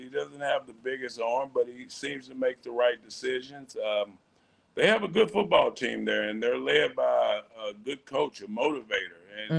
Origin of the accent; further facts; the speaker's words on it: Texas, United States; Of course, I'm from Texas.